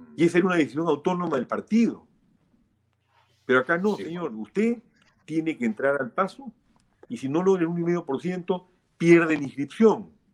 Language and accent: Spanish; Peru; como peruano